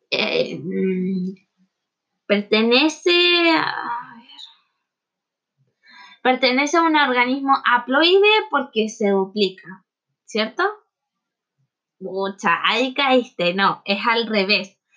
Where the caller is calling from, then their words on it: Temuco, Araucanía, Chile; de Temuco.